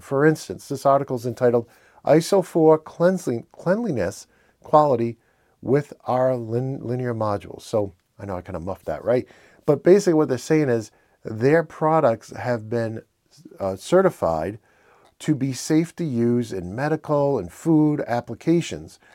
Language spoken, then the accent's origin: English; Northeastern, United States; accent: Northeastern; my Northeastern accent